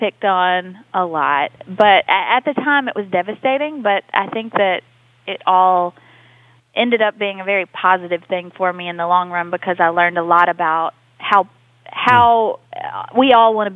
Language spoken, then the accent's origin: English; Mississippi, United States; Mississippi, it's a special place